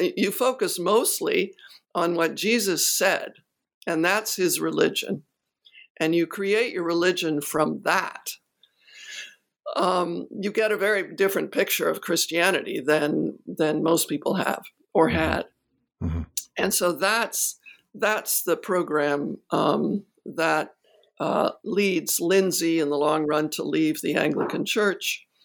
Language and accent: English; United States; I'm an American